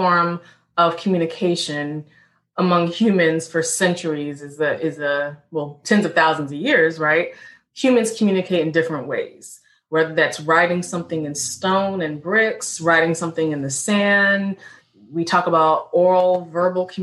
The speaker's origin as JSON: {"language": "English", "town": "Richmond", "region": "Virginia", "country": "United States", "tie": "born or raised there", "said": "I'm an African Black woman born and raised in Richmond, VA, Second Capital Confederacy"}